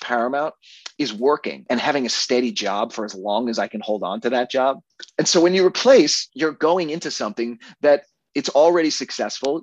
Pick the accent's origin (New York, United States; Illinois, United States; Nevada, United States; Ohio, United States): New York, United States; Long Island; moved away as an adult; also born or lived in Los Angeles, United States; the town that I grew up in on Long Island.